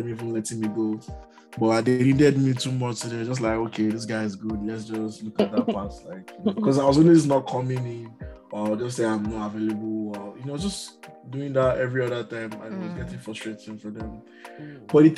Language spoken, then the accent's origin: English; Nigeria; now in Canada; I'm Nigerian.